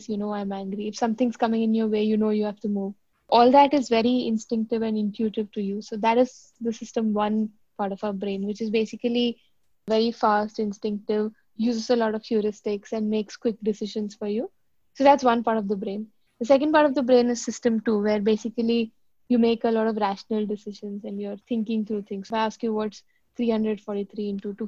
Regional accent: Delhi, India; moved away as an adult; also born or lived in South India / Mumbai / Bangalore / London; now in Singapore; I grew up in Delhi, did my entire schooling in Delhi. My dad was posted there, but I'm actually from the south of India.

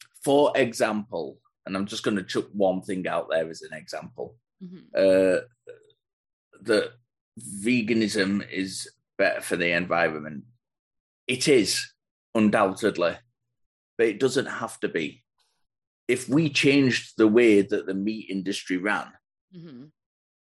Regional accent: United Kingdom; being British

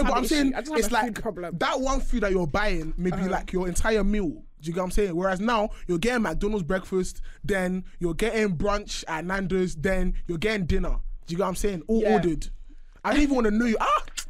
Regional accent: London, United Kingdom; everyone's from South, and like, yeah, I'm from South

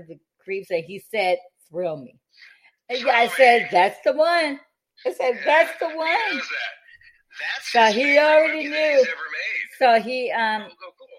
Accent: Detroit, Michigan, United States; moved away; That's my hometown

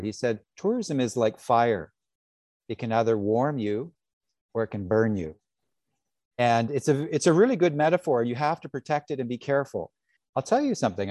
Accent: British Columbia, Canada; now in Bali, Indonesia; I'm from British Columbia

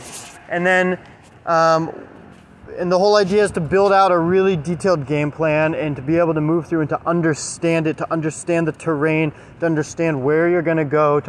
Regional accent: Alabama, United States; born there; So I was born in Alabama, and we moved all over the place. And I've lived in like 10, 12, 14 different states, something like that.

